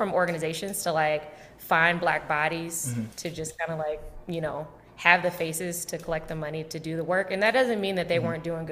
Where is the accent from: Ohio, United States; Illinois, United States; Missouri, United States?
Illinois, United States; Chicago; born and raised in Chicago